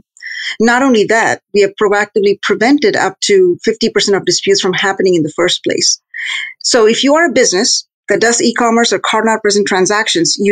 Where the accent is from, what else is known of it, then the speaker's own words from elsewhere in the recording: India; moved away as an adult; I was born and raised in India, went to school there and got a degree